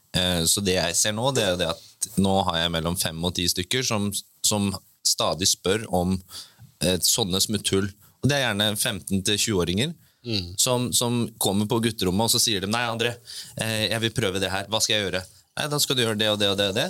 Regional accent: Bø, Vestfold og Telemark, Norway; jeg fra Bø, så da er det jo veldig nærliggende å jobbe i sommerland

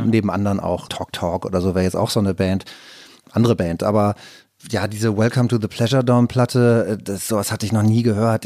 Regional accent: Rheine, North Rhine-Westphalia, Germany; moved away; meine Heimatstadt

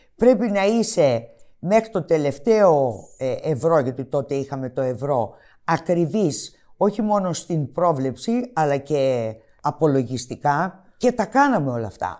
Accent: Greece; εμείς οι Έλληνες

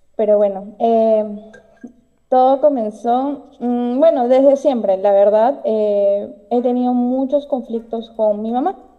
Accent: Peru; yo soy de Perú

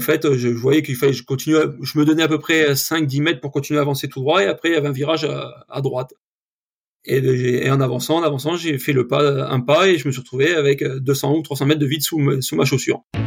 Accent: Yvelines, Île-de-France, France; now in Ariège, France; je suis né dans les Yvelines

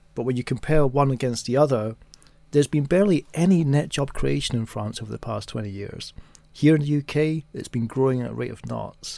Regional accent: New York, United States; now in United Kingdom; as an American and as a New Yorker

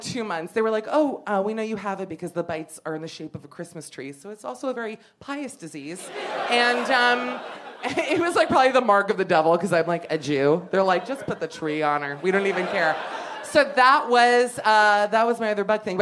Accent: Miami, Florida, United States; moved away; growing up in Miami

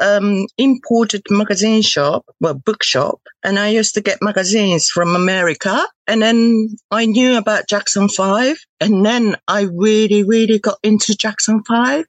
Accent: Tokyo, Japan; English is a second language; moved away; I'm from Tokyo

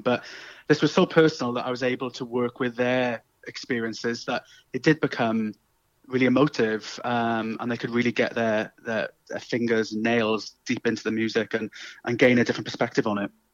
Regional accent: South Wales, United Kingdom; accent: Welsh; you might be able to tell from my uh, lilting Welsh tones. Um, I'm from South Wales originally

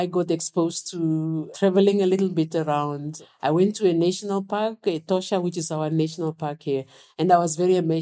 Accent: Windhoek, Khomas, Namibia; I was born in Windhoek

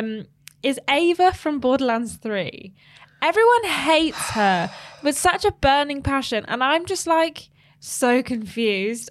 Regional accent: United Kingdom; as a British person

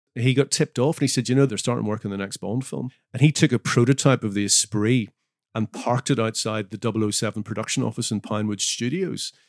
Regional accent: Northern Ireland, United Kingdom; moved away; I'm from Northern Ireland

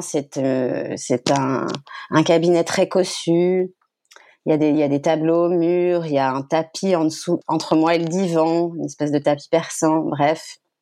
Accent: France; moved away as an adult; also born or lived in Brussels, Belgium; j'ai quitté la France

